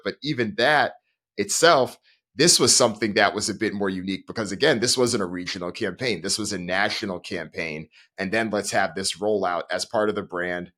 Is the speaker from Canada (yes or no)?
no; Hartford, Connecticut, United States; Growing up in Hartford